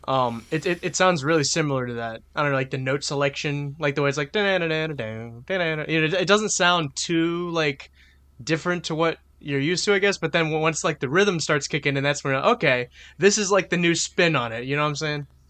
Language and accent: English; New Orleans, Louisiana, United States; I'm from New Orleans